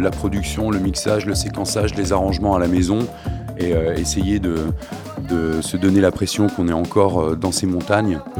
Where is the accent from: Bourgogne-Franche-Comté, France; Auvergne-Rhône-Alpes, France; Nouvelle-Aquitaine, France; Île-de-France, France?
Nouvelle-Aquitaine, France; Parthenay; On vient de Partenay.